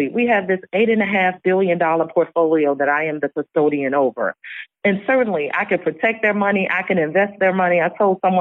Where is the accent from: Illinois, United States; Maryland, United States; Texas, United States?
Illinois, United States; Chicago; I was born in Inglewood, raised on the West Side.